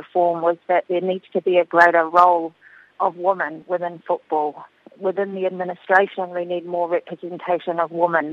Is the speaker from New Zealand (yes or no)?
yes; Auckland, New Zealand; I grew up in West Auckland and I played my football there and also through high school